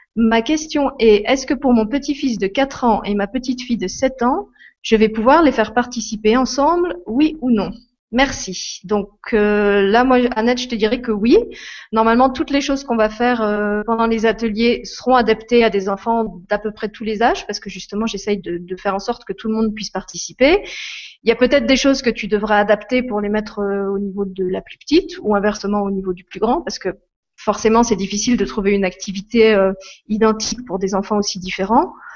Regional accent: Lorraine, Grand Est, France; moved away as an adult; now in Luxembourg; je suis Lorraine, c'est là que je suis née et que, que j'ai grandi, que j'ai fait mes études et que j'ai commencé ma vie professionnelle

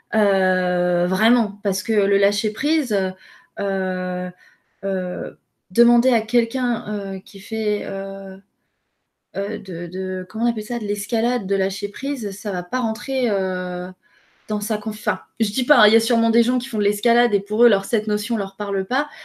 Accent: France; je suis française

